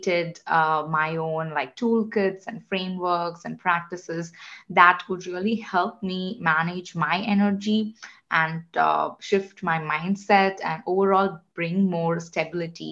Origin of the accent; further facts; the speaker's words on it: India; moved away; I am originally from India. I grew up in a family of engineers